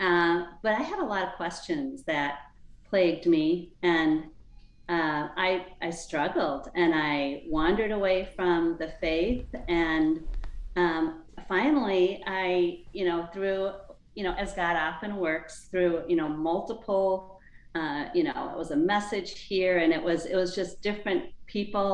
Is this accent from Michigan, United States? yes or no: yes; Upper Peninsula of Michigan, United States; moved away; In the Upper Peninsula of Michigan